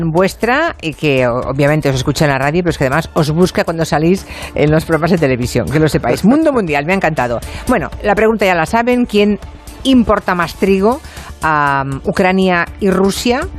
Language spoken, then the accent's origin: Spanish; Philippines; now in Madrid, Spain; Hola, soy filipina que vive hace 20 años ya en Madrid.